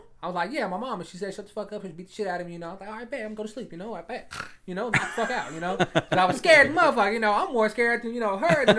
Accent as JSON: {"language": "English", "town": "Amarillo", "region": "Texas", "country": "United States", "also_born_or_lived": "Oklahoma City, Oklahoma", "moved": "yes", "said": "I'm from Amarillo, man, but I spent like half my life in Oklahoma City."}